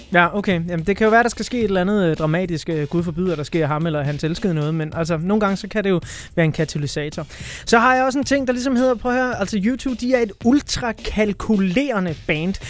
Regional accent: Denmark; når vi sidder her som danskere, der, der virkelig ikke har det store forhold til religion

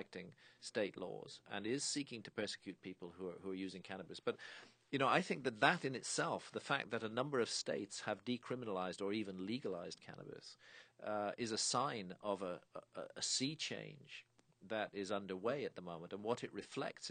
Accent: United Kingdom; I'm British

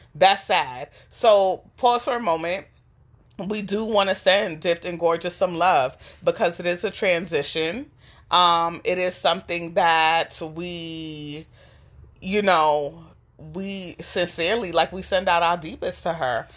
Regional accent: New York City, New York, United States; I grew up in the New York City foster care system

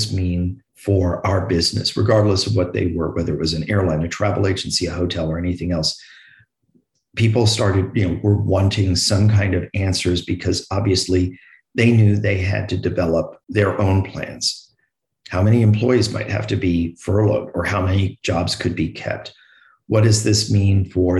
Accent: New York, United States; I'm from New York

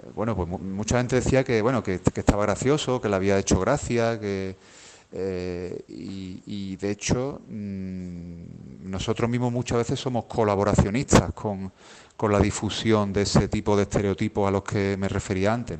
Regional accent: Seville, Andalusia, Spain; la ciudad de donde yo de donde yo soy, donde yo vivo

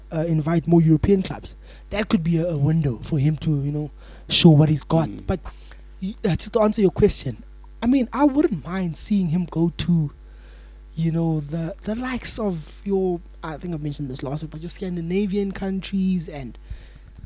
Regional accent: South Africa; as a South African

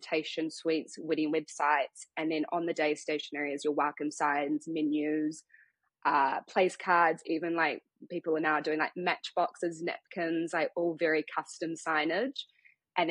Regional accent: Auckland, New Zealand; also born or lived in London; I am born and bred in Tamaki Makaurau, Auckland. So I've kind of been here my whole life.

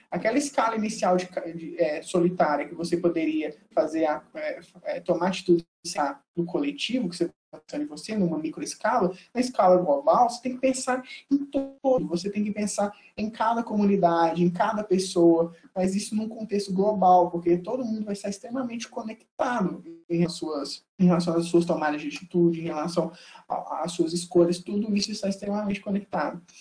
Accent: Belo Horizonte, Minas Gerais, Brazil; sou nascido e criado em Belo Horizonte

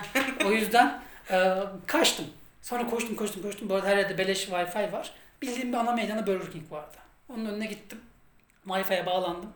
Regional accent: Turkey; ben Türk'üm

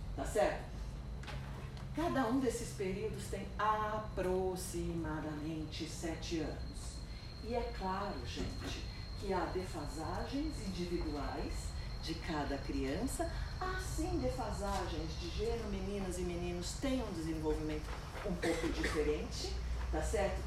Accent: São Paulo, Brazil; eu sou de São Paulo, moro lá, vivo lá, nasci lá

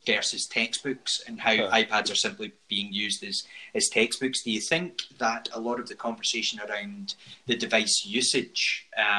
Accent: Scotland, United Kingdom; accent: Scottish; my Scottish accent

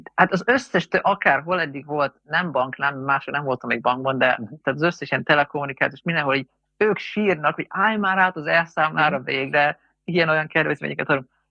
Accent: Hungary; mert magyarok vagyunk

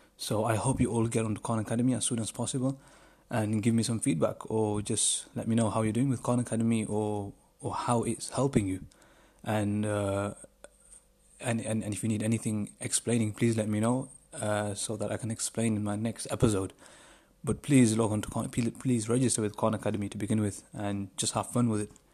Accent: United Kingdom; I'm from the United Kingdom

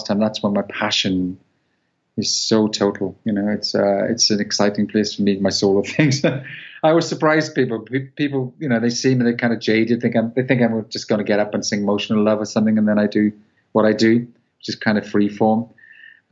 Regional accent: Welsh, Wales, United Kingdom; I'm Welsh

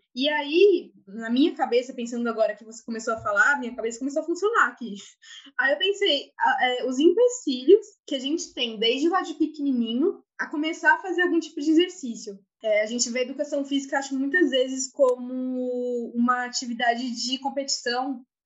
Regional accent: Santo André, São Paulo, Brazil; Sou de Santo André

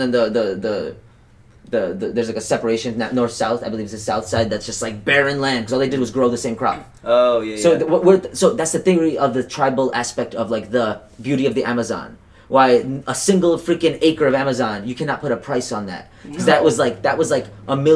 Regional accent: Kazakhstan; now in United States; I'm from Kazakhstan, current day Kazakhstan, at least where I was born.

